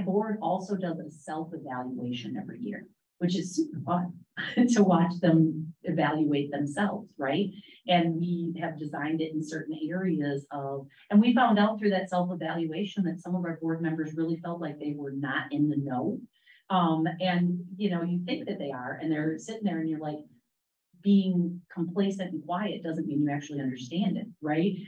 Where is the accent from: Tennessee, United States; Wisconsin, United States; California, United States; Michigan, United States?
Wisconsin, United States; moved away as an adult; now in Charlotte, United States; I am from the great state of Wisconsin